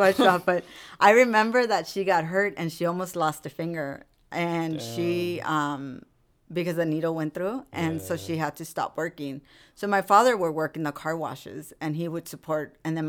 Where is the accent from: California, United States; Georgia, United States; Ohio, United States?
California, United States; Rosemead; And so that's where I come from. I mean, I grew up in Rosemead too.